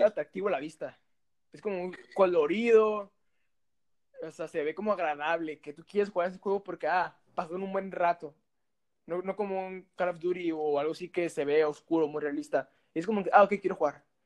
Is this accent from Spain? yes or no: no; Mexicali, Baja California, Mexico; Somos originarios de Mexicali, Baja California.